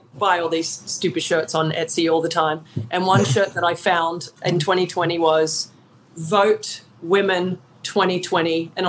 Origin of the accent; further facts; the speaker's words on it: Australia; moved away as an adult; now in United States; as an Australian living over here for half my life now.